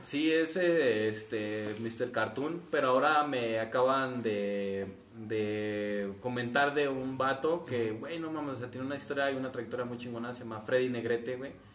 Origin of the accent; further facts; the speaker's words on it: Mexico; De México.